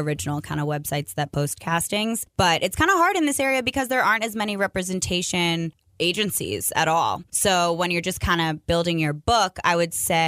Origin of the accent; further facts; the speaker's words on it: Montgomery County, Maryland, United States; I am from Montgomery County, Maryland, so I'm closer to Washington, D.C. than some other people in Maryland are